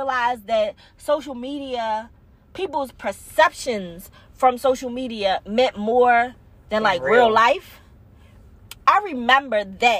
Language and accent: English; Baltimore, Maryland, United States; accent: Baltimore; my Baltimore accent comes out very strongly sometimes.